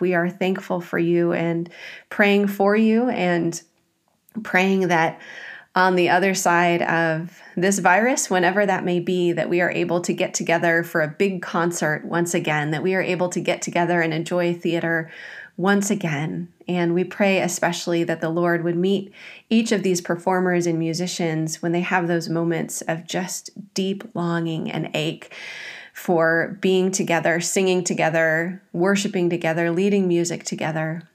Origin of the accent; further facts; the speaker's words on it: Midwest, United States; moved away; I grew up in the Midwest where we had a lot more variance in the weather